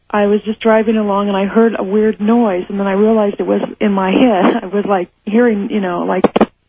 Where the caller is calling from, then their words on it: Los Angeles, California, United States; I'm from Los Angeles.